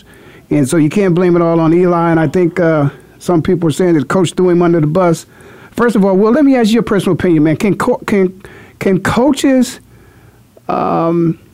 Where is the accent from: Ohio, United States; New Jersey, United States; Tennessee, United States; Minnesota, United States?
Ohio, United States; Canton; moved away; my hometown, a Hall of Fame city, Canton, Ohio.